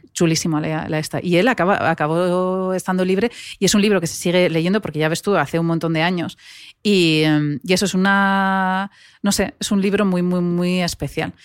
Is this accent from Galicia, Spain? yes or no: no; Navarre, Spain; soy navarra